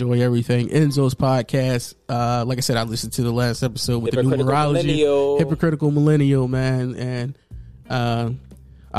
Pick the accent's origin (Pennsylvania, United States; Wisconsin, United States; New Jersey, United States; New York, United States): Pennsylvania, United States; Philadelphia; we're from North Philly